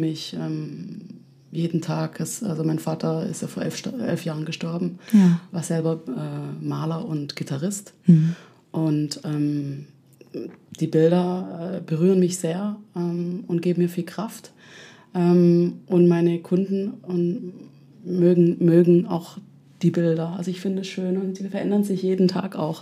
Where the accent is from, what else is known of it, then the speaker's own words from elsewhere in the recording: Ludwigsburg, Baden-Württemberg, Germany; accent: Swabian; also born or lived in Lausanne / Ticino / Amsterdam; now in Berlin, Germany; ich komme ursprünglich aus Stuttgart, in der Nähe von Stuttgart